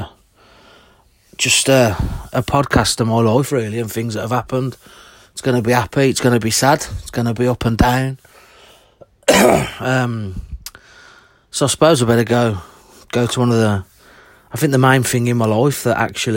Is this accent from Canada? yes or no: no; Birmingham, West Midlands, United Kingdom; I'm from Birmingham born and raised.